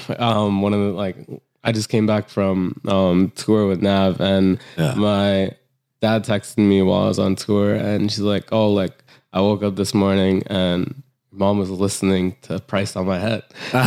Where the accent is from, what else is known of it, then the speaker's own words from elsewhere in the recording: Trinidad & Tobago; I'm Trinidadian and Indian.